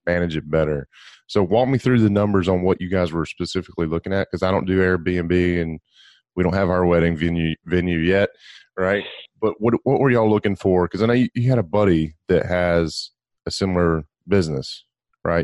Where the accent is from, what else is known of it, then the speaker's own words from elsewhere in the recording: Gulf Coast, United States; I grew up on the Gulf Coast where we have these mm-hmm. white sugary sand beaches.